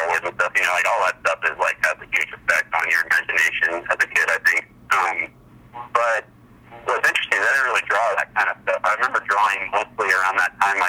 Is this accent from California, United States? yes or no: yes; El Cajon, California, United States; I grew up down in El Cajon.